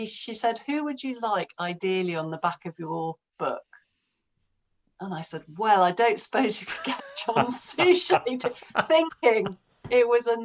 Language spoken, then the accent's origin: English; London, United Kingdom; I'm growing up in London, I'm a slightly depressed teenager